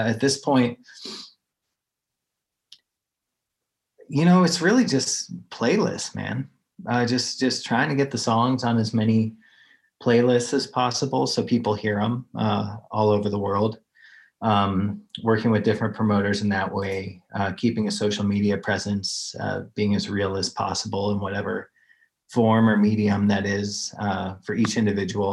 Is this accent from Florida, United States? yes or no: no; Chicago, Illinois, United States; moved away; also born or lived in Colorado; I grew up in Chicago